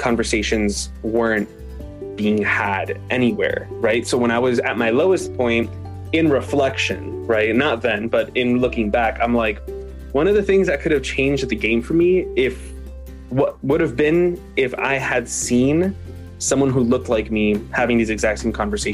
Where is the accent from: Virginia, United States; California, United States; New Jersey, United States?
New Jersey, United States; I was born and raised in Jersey, New Jersey.